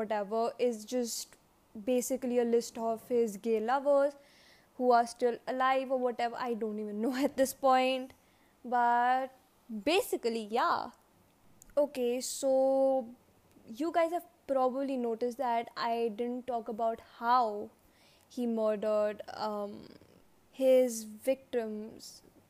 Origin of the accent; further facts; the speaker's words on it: England, United Kingdom; now in Los Angeles, United States; I was from England and visiting a friend in LA.